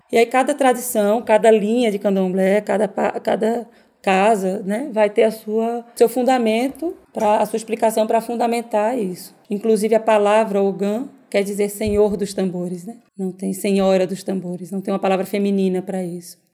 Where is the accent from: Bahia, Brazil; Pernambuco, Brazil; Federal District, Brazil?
Pernambuco, Brazil; Recife; sou pernambucana de Recife